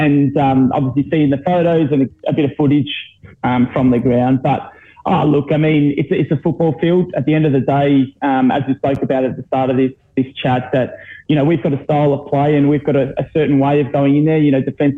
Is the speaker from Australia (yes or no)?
yes; Victoria, Australia; as a junior growing up in the Victorian ranks